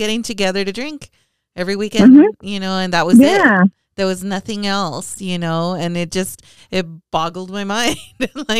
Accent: El Paso, Texas, United States; also born or lived in Georgia; I was born in Georgia and we moved back to El Paso because my dad was Army

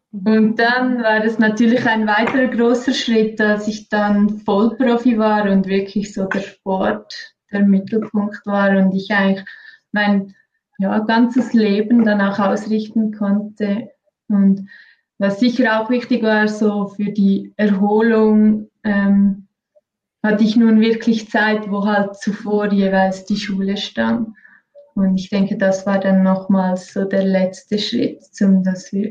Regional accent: Engelberg, Obwalden, Switzerland; groß geworden in Engelberg. Meine Eltern sind beide schon Ski gefahren, ähm, ambitionierte Skifahrer oder vor allem auch Skilehrer.

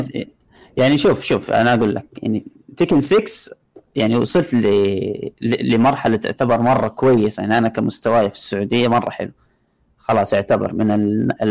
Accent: Jeddah, Makkah Province, Saudi Arabia; هنا عندنا بجده

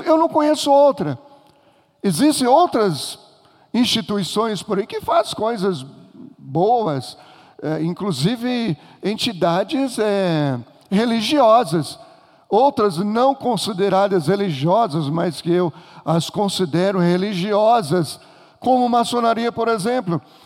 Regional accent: Minas Gerais, Brazil; Eu sou mineiro

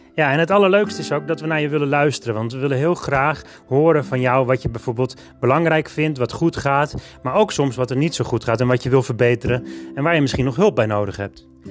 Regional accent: Alkmaar, North Holland, Netherlands; Ik ben in 1977 geboren, 5 augustus, in Alkmaar

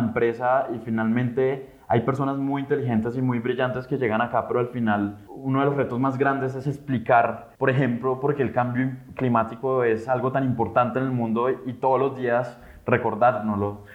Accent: Colombia; como colombianos

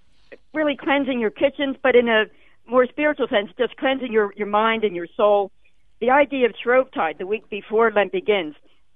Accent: Philadelphia, Pennsylvania, United States; I'm from Philadelphia, where pretzels is the thing, you know, soft pretzels.

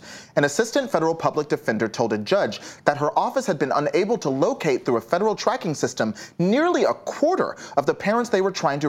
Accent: North Texas, United States; I grew up in North Texas.

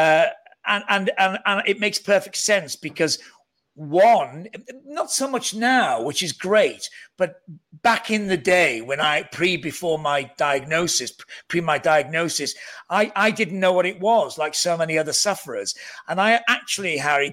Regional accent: near Liverpool, North Wales, United Kingdom; accent: hybrid Northern Welsh Scouse; I'm a Welsh Scouser, where we come from, where we have this huge identity crisis. We don't really know what we are. We're still near Liverpool, so we have a very odd hybrid Northern Welsh tonal Scouse tonal accent.

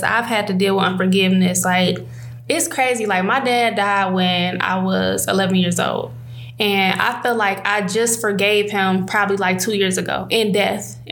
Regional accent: Detroit, Michigan, United States; I grew up on Joy Road and Coyle

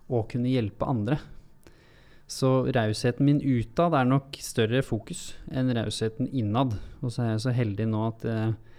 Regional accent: Hurum, Buskerud, Norway; for jeg kommer jo fra Hurum, fra bygda

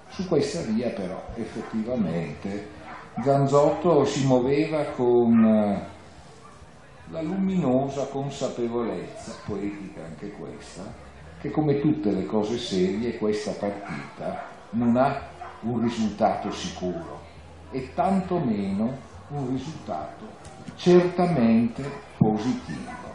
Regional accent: Vicenza, Veneto, Italy; siamo emigrati, perché dalla Vicenza di 50 anni fa siamo emigrati

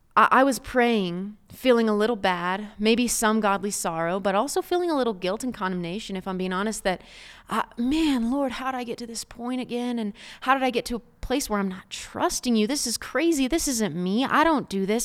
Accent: Oklahoma, United States; I'm from Oklahoma, so there's some beautiful red dirt around you

